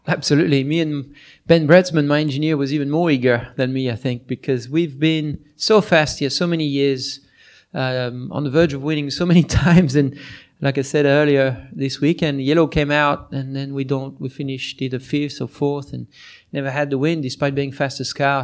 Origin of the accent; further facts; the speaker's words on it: France; moved away; my hometown